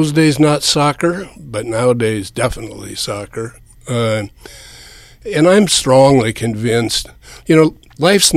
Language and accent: English; West Coast, United States; moved away as an adult; now in Manhattan, Kansas, United States; I grew up on the West Coast